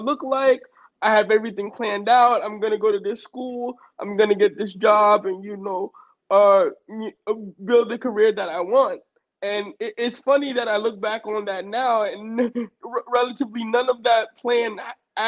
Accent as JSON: {"language": "English", "town": "New York City", "region": "New York", "country": "United States", "tie": "born or raised there", "said": "born and raised in Brooklyn, New York"}